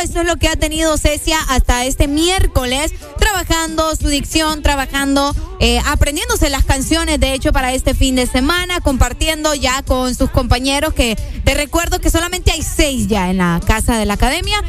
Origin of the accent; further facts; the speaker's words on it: Honduras; Como todo hondureño